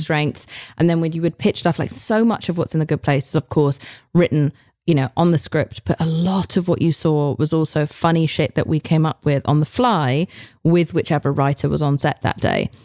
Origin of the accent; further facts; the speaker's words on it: United Kingdom; now in United States; I come from Britain, which is notorious for having six episode series